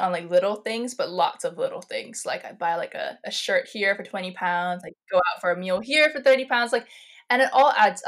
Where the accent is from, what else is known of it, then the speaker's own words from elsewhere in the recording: Ireland; also born or lived in Malaysia; I was born in Malaysia, and my family moved to Ireland when I was 5. So we were like first generation immigrants